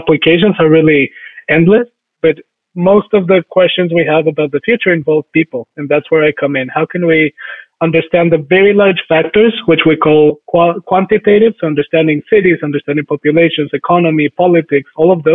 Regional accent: Bogotá, Colombia; moved away as an adult; also born or lived in Michigan; I was actually born and raised in Colombia and lived there for almost the first 20 years of my life.

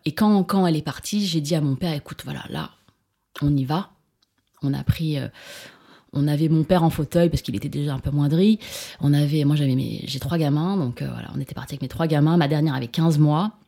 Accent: Grenoble, Auvergne-Rhône-Alpes, France; first language Chinese; French is a second language; moved away; also born or lived in Paris; je suis née à Grenoble

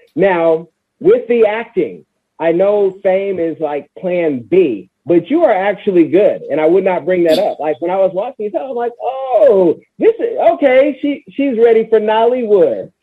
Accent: California, United States; I'm from Cali.

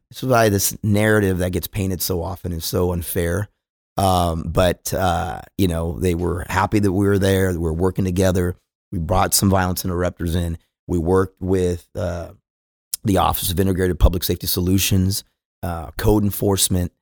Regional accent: California, United States; moved away as an adult; now in Dallas, United States; I go out from California

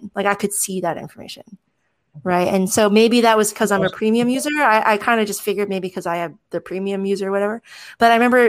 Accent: United States; my status as an American citizen, the best country in the world

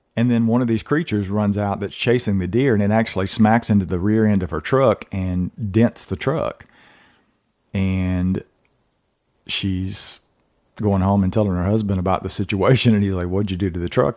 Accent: Georgia, United States; now in North Carolina, United States; I'm from Georgia originally

